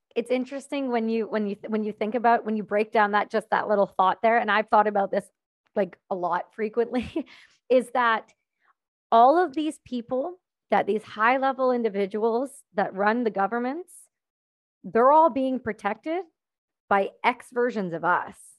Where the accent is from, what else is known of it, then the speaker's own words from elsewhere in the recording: Canada; I'm not American, I'm Canadian